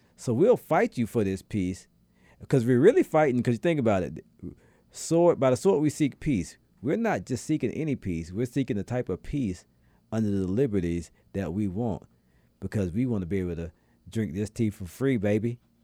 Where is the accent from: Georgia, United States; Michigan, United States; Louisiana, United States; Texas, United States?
Georgia, United States; Atlanta; where I'm from in Atlanta